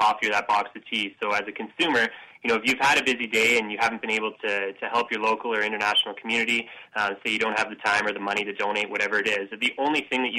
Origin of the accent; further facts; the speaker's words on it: Edmonton, Alberta, Canada; I grew up in Edmonton, which is, if anybody's unfamiliar with Edmonton, it's an awesome city to grow up